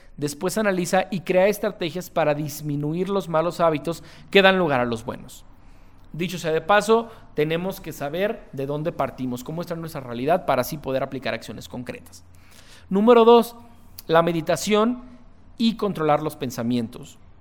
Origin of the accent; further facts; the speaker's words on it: Guadalajara, Jalisco, Mexico; soy un empresario tapatío